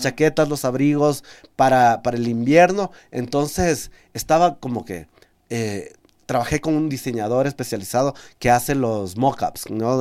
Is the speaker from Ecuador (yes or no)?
yes; Amazon region, Ecuador; como ecuatoriano y como amazónico